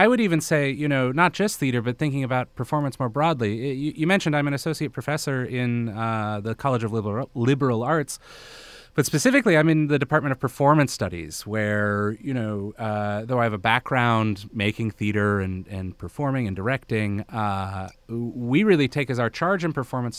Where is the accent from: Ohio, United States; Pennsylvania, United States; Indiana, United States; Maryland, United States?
Maryland, United States; Bethesda; also born or lived in Malawi / Malaysia; Oh, I'm from the Washington, D.C. area. I grew up in Bethesda, Maryland. But I also, I grew up all over.